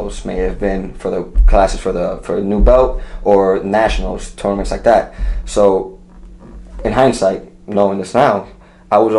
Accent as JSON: {"language": "English", "region": "New York", "country": "United States", "said": "I'm from New York, and I got to see a lot, I was exposed to a lot"}